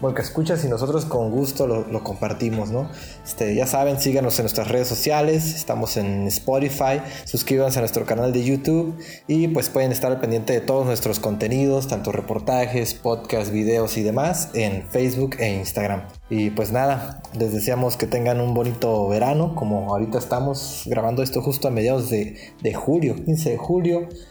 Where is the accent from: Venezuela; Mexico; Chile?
Mexico; nosotros como mexicanos en Argentina